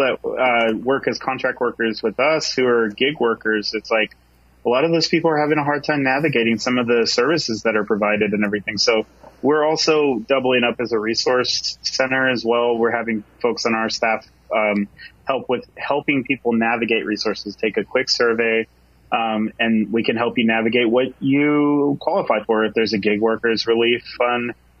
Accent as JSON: {"language": "English", "town": "Bremerton", "region": "Washington", "country": "United States", "tie": "born or raised there", "said": "I grew up in Bremerton in my high school, middle school years"}